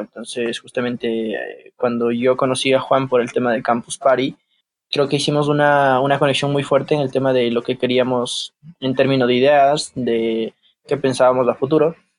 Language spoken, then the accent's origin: Spanish; Ambato, Tungurahua, Ecuador; also born or lived in Guayaquil; soy ecuatoriano de la ciudad de Ambato